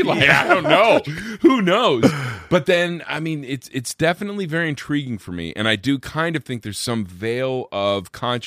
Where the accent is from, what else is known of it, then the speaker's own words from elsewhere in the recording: Vancouver, Washington, United States; I grew up in Vancouver, Washington, which is like across the river from Portland, Oregon.